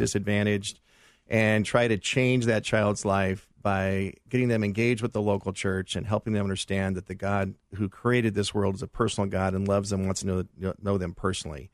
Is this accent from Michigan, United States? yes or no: no; Los Angeles, California, United States; my wife and I grew up in the San Fernando Valley